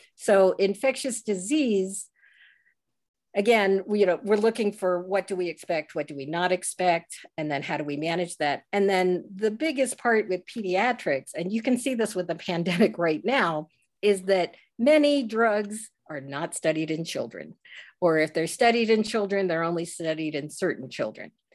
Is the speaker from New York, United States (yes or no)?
no; Northern Virginia, United States; moved away; I grew up what I call inside the Beltway, uh, in Northern Virginia